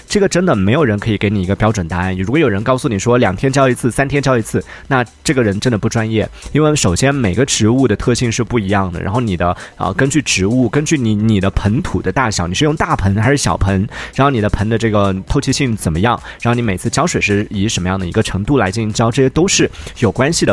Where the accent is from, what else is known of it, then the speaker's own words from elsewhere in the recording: Yunnan, China; 作为云南人